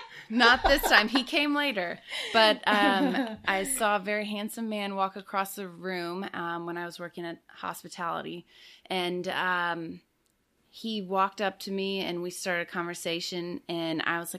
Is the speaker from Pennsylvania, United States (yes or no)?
no; Austin, Texas, United States; also born or lived in England; Well, I was born in Austin. My father's American. My mother was English. And I moved to England when I was 3. Wow. And spent all of my elementary school years there, and then moved back to Texas after she passed